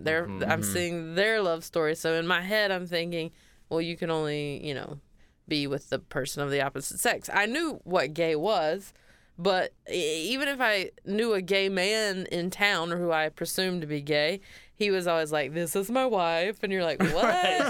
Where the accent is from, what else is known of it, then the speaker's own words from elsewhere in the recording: the South, United States; But growing up in the South, it was also a different time.